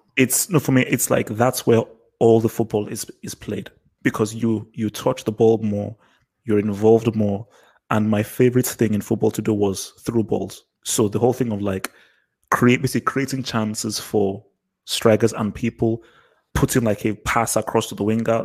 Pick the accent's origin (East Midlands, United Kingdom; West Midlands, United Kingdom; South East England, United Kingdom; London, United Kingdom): London, United Kingdom; I was born in England, so I was born in London, but to Nigerian parents.